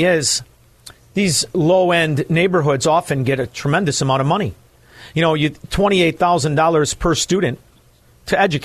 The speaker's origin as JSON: {"language": "English", "town": "Chicago", "region": "Illinois", "country": "United States", "said": "being a Chicagoan and working at the South Water Market"}